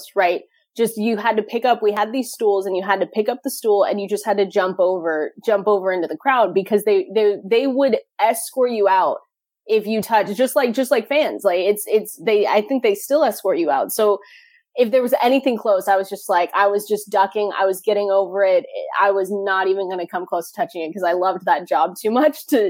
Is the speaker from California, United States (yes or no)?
no; Seattle, Washington, United States; I'm from Seattle. Just 15 minutes outside downtown and on the South End